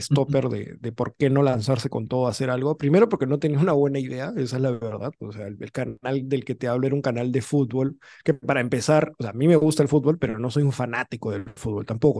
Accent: Lima, Peru; also born or lived in United States; yo nací fuera, nací en Estados Unidos, pero tres años nomás estuve allá. luego ya ve, o sea, en verdad toda mi vida la he hecho acá, en, en Lima

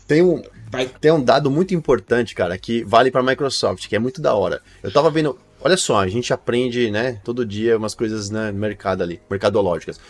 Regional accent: Brazil; eu sou brasileiro

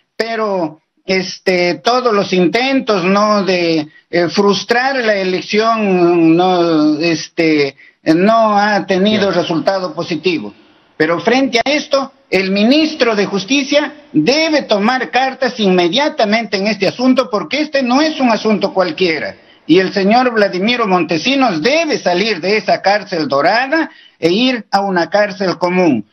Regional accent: Peru

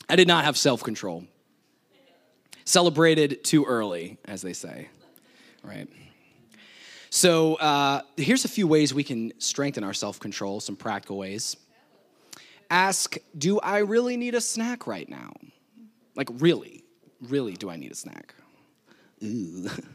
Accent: New Jersey, United States; this was at my parents' house when I was growing up in New Jersey. They have some land, and we're in the woods, kind of, and we had a couple horses

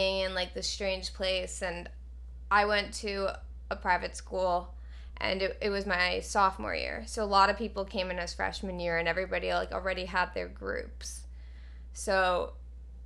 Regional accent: Westchester, New York, United States; moved away; also born or lived in Alabama; I was born in Westchester, New York, about 30 minutes from the city, and I lived there, like, my entire life, and one day I'm told that I'm moving to Alabama

